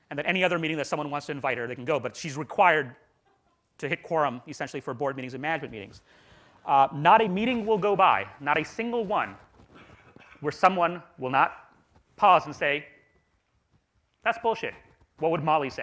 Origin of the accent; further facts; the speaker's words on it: India; I'm from India